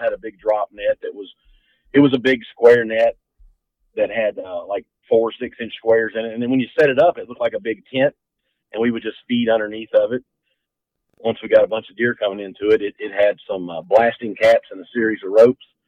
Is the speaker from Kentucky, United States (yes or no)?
yes; Central Kentucky, United States; I grew up here right in Central Kentucky